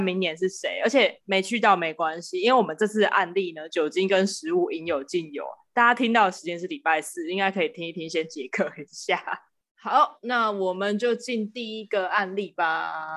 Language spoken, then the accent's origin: Chinese; Kaohsiung, Taiwan; 我是高雄人，他在，他离我家不远